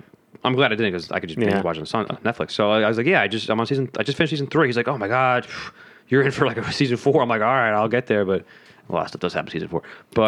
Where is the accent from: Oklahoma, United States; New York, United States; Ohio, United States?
New York, United States; New York City; I was like, oh, I'm from Staten Island too.